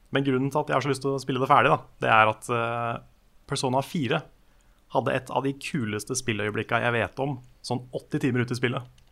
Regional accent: Norway; jeg er norsk

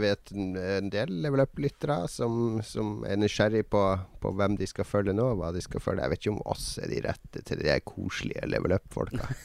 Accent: Harstad, Troms, Norway; accent: Northern Norwegian; moved away; jeg er fra Harstad

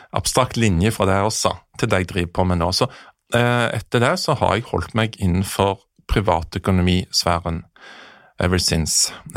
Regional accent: Jæren, Rogaland, Norway; now in Oslo, Norway; der jeg kommer fra Jæren

